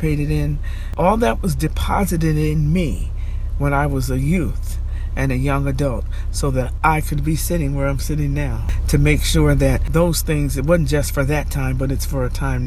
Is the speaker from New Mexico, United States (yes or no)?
no; Albany, New York, United States; I grew up in the South End, and I grew up in Arbor Hill.